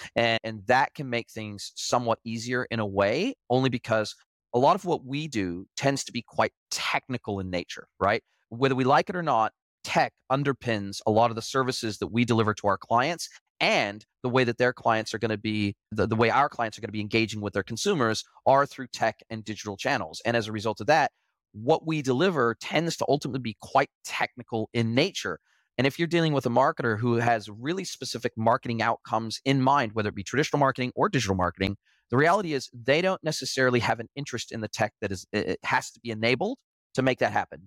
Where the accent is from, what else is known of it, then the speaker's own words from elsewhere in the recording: United States; moved away as an adult; I grew up in the United States